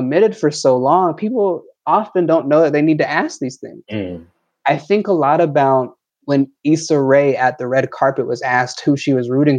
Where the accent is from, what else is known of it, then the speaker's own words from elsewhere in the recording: Atlanta, Georgia, United States; I'm from Atlanta, you know, that's where it's what I know